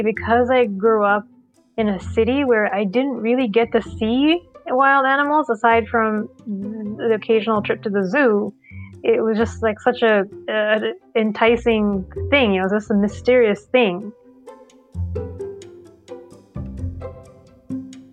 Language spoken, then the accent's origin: English; Sri Lanka; I grew up in Sri Lanka